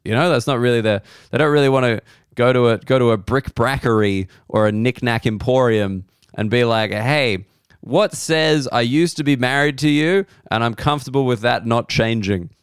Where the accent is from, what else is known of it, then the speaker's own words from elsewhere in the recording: Australia; I'm an Australian and we're taught that a lot of things originated in the U K